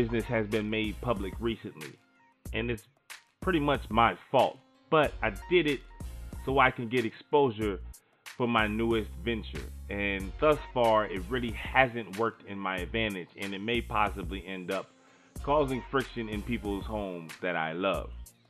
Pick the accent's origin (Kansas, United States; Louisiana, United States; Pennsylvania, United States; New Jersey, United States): Louisiana, United States; New Orleans; I'm from New Orleans, Louisiana.